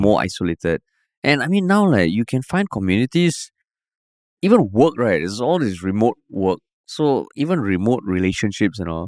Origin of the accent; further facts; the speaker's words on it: Singapore; also born or lived in United States; I'm coming from Singapore